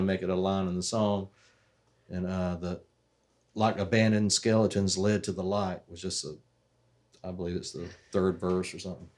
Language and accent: English; Waycross, Georgia, United States; we're from Waycross